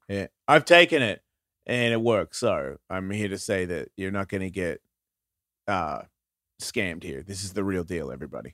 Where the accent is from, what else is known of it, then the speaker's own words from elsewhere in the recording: Australia; moved away; also born or lived in Carlsbad; I'm Australian